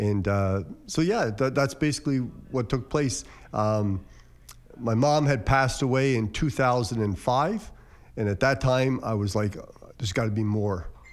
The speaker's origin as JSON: {"language": "English", "area": "Cape Breton", "region": "Nova Scotia", "country": "Canada", "moved": "as an adult", "lives_now": "Windsor, Canada", "said": "I'm from Cape Breton"}